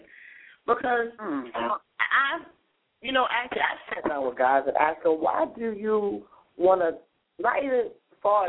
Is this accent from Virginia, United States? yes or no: no; North Carolina, United States; I'm from North Carolina, I'm from the South